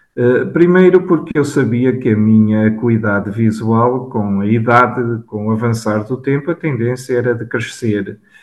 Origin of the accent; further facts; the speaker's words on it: São Pedro do Sul, Viseu, Portugal; also born or lived in Braga; o meu percurso académico começou na minha cidade natal, São Pedro do Sul